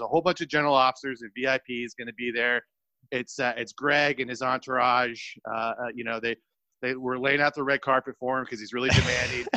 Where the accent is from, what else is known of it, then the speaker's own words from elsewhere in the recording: California, United States; I'm from California